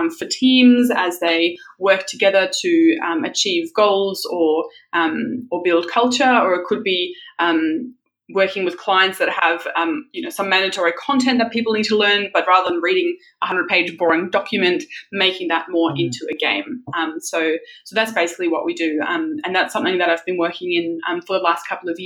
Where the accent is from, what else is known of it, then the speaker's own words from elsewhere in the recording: Australia; English is a second language; also born or lived in South Africa; I was born in South Africa, and I lived there till I was 10. So I moved to Australia because my father got a job here, and you know, Australia is just such an amazing place to grow up.